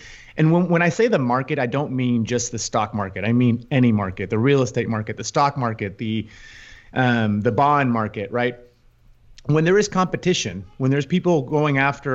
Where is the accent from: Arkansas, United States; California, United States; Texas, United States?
Texas, United States; Houston; also born or lived in Madrid; I grew up in Houston, spent my entire life, professional life, in the financial markets